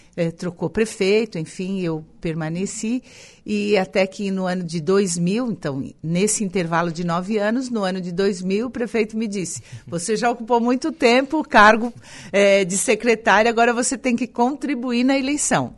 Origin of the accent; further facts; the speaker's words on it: Araranguá, Santa Catarina, Brazil; also born or lived in Timbé do Sul / Florianópolis; eu Nasci no Timbé do Sul, mas desde muito cedo, com seis meses de vida, eu vim para Araranguá. Então, morei é, toda a minha infância e juventude na Vila São José